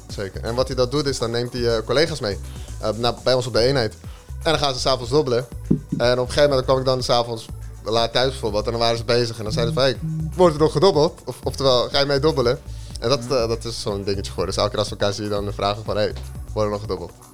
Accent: Zaandam, North Holland, Netherlands; geboren en getogen in Zaandam op 4 augustus 1996

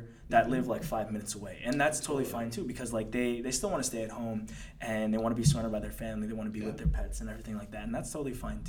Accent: Dracut, Massachusetts, United States; also born or lived in Philippines; So I was actually born in the Philippines, but I grew up most of my life in Drake in Massachusetts, so like right next to Lowell

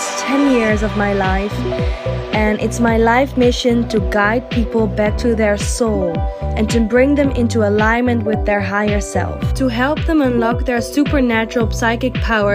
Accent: Netherlands; English is a second language; I don't know all the English terms, since I'm from the Netherlands

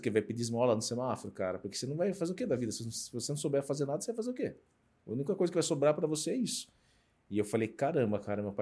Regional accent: Sorocaba, São Paulo, Brazil; eu sou de Sorocaba, tenho 47 anos

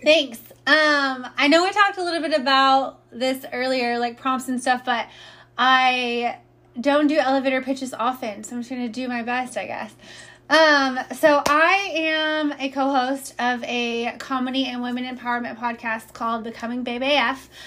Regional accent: Indiana, United States; moved away as an adult; now in Austin, United States; I'm originally from Indiana. I've been um, in Austin for about 12 years

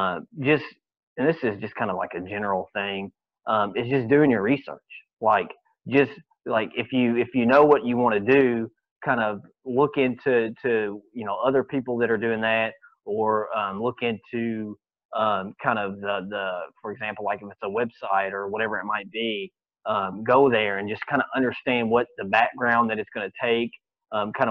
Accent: Kentucky, United States; growing up in Kentucky

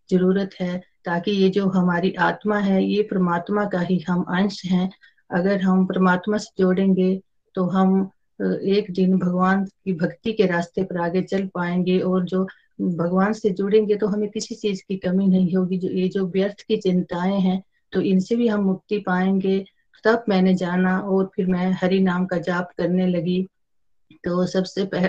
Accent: Himachal Pradesh, India; मैं डिस्ट्रिक्ट कांगड़ा से बिलोंग करती हूँ

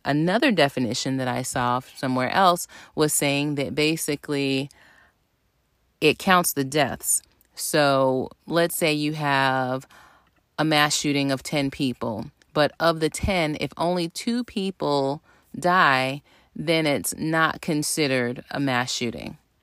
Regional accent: the South, United States; moved away; we're both from the South

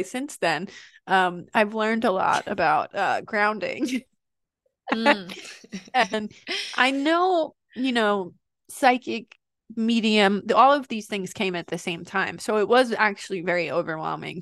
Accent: New York, United States; from New York and I'm Italian

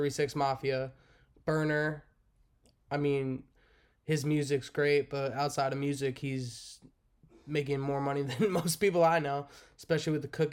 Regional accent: New Jersey, United States; I'm from New Jersey

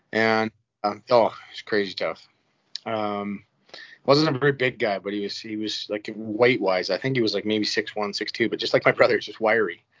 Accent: Brock, Saskatchewan, Canada; moved away; also born or lived in Rosetown, Saskatchewan; we're from Brock

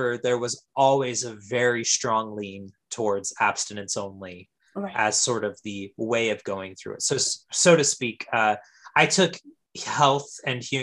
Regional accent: Fresno, California, United States; I am from Central California, the San Joaquin Valley originally, mm-hmm. And I am from specifically the Fresno area.

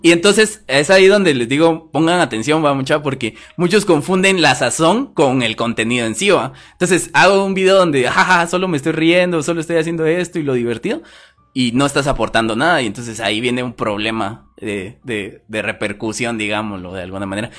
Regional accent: Guatemala; soy chapín

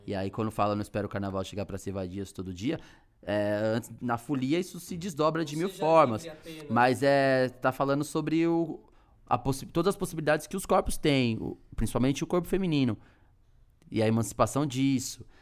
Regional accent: Taboão da Serra, São Paulo, Brazil; moved away as an adult; now in São Paulo, Brazil; eu sou oriundo do Taboão da Serra, uhum. moro no hum. centro

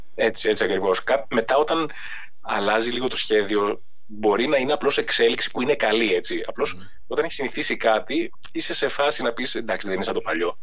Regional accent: Athens, Attica, Greece; now in Agios Dimitrios, Greece; μεγάλωσα στην Αθήνα, mm-hmm. στην Αθήνα μέσα στο Δήμο κιόλα

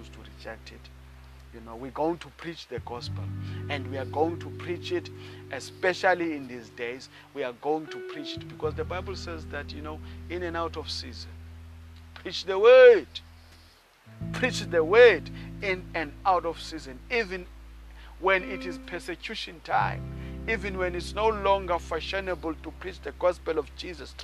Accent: South Africa; I come from South Africa

